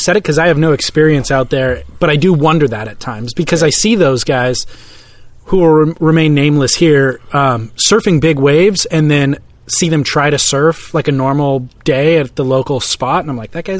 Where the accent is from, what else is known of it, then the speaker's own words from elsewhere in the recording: California, United States; I'm wondering if maybe it's because I grew up in Southern California and we don't have that wave near us that I was.